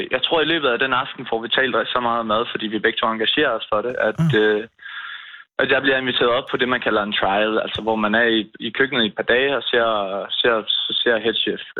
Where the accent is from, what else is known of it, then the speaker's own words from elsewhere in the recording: Turø, Southern Denmark, Denmark; Vi er en sejlfamilie, så vi har altid sejlet ned til havnen. Vi kommer fra Turø. Uh. Der er en ø, der ligger lige lidt væk.